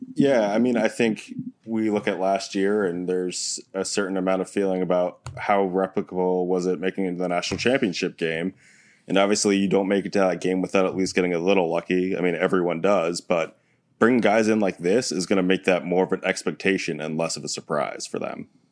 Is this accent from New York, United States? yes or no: yes; New York, United States; as a New Yorker